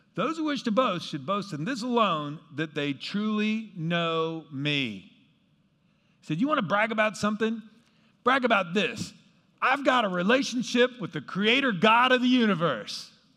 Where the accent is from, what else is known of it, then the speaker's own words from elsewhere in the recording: Kansas, United States; where I grew up in Kansas